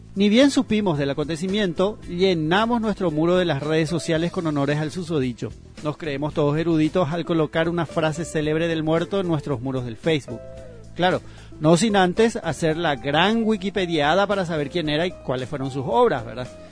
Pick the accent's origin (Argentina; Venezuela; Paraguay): Paraguay; está la vergüenza que pasamos internacionalmente como paraguayos.